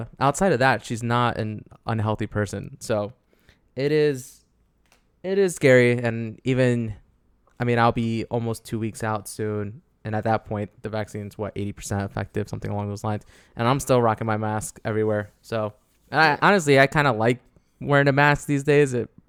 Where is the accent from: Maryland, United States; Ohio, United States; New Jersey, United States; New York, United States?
New Jersey, United States; So, growing up in Jersey.